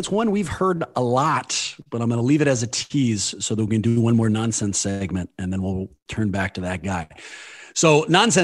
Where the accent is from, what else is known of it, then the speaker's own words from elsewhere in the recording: Oakland, California, United States; the general setting in Oakland and kind of the lessons I learned going through the Oakland public school system